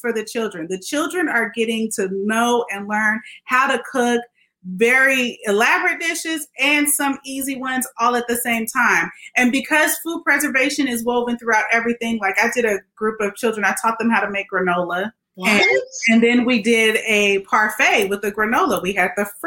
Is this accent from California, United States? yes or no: yes; Oakland, California, United States; now in Stockton, United States; I got my roots from growing up in Oakland